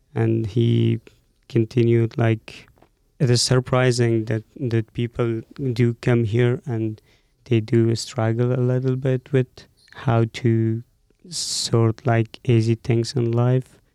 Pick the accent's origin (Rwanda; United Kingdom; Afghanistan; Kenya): Afghanistan; moved away as an adult; also born or lived in Mazar-e-Sharif / Abu Dhabi; now in Boise, United States; I was born and raised in Afghanistan